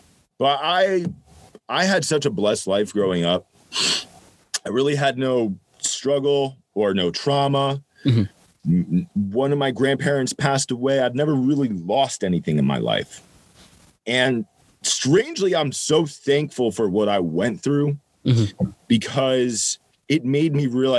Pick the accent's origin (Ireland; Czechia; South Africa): Ireland; And I'm an Irish guy. I was like, fuck therapy.